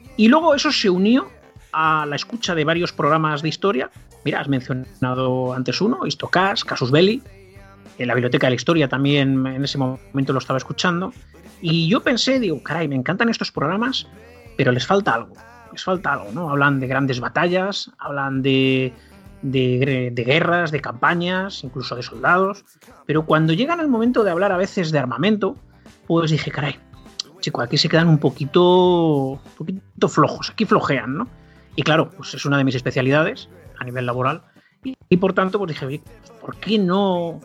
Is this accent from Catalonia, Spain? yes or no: yes; Barcelona, Catalonia, Spain; now in La Rioja, Spain; yo vivo en La Rioja. De todas maneras, de origen soy de Barcelona.